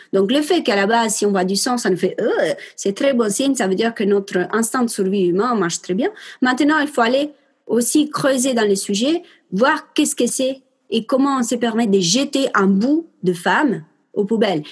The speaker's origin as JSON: {"language": "French", "country": "Italy", "accent": "Italian", "said": "j'ai un accent italien"}